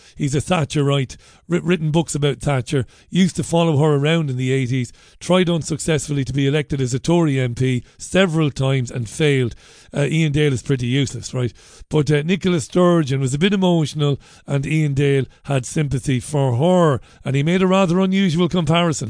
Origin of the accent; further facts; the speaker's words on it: Singapore; I'm Singaporean.